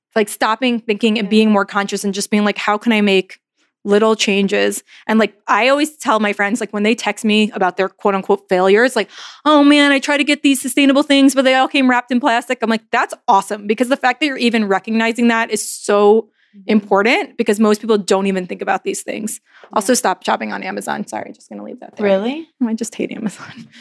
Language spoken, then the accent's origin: English; New York, United States; moved away as an adult; also born or lived in New Orleans; Like I never moved before in my entire life. I'm from New York.